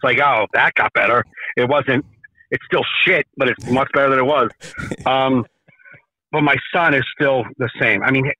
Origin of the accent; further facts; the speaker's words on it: Jersey City, New Jersey, United States; I grew up in Jersey City, Hudson County, same place as Joey Coco Diaz.